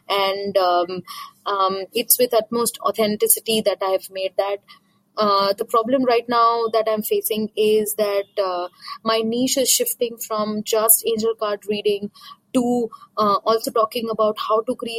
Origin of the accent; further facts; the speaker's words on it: India; English is a second language; from India.